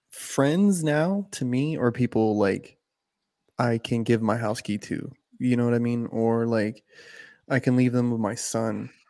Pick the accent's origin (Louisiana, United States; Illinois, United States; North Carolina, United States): North Carolina, United States; I am from North Carolina.